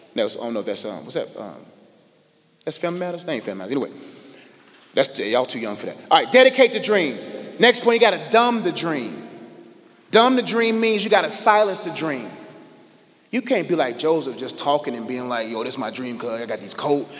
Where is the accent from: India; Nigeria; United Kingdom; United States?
Nigeria; I'm Nigerian